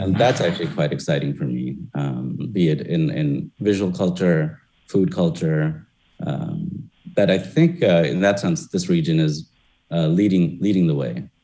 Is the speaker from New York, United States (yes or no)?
yes; New York, United States; now in Detroit, United States; growing up in New York